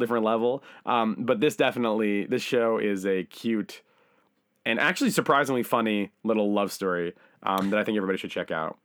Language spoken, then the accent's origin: English; United States; now in Japan; I'm an American guy